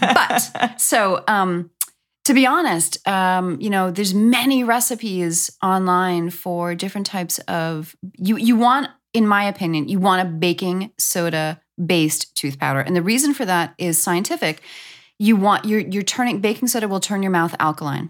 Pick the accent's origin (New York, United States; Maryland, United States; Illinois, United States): New York, United States; moved away; I'm from New York